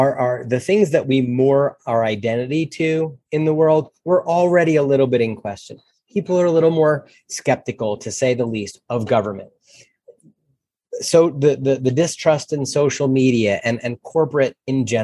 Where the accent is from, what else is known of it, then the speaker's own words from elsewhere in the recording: New Jersey, United States; now in Denver, United States; I grew up in North Jersey, right, about 34 miles out of Manhattan.